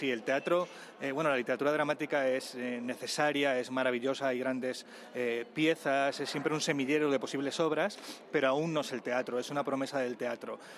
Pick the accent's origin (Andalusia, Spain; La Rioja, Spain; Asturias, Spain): Andalusia, Spain; Vilches; los recuerdos propios de de mi pueblo, de, de Vilches en, en, Jaén. En este sentido sí que eh, siento que la, que la obra, eh, sin ser autobiográfica, tiene mucho, mucho, mucho de lo que es mi infancia